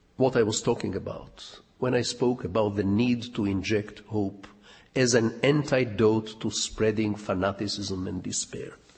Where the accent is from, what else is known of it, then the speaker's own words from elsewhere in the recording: Jerusalem, Jerusalem District, Israel; being born and raised in Jerusalem